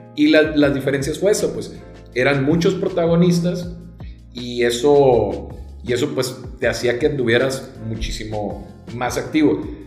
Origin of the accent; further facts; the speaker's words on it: Nogales, Sonora, Mexico; moved away as an adult; now in Culiacán, Mexico; soy nacido en Nogales, Sonora mm. Eh, tengo aquí ya aproximadamente 11 años, pero mi mamá es culichi